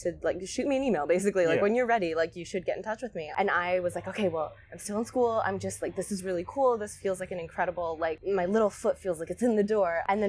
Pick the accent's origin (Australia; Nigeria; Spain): Spain; I kind of credit to growing up in Spain and to growing up kind of around, you know, you're sort of immersed in a different kind of visual landscape when you're there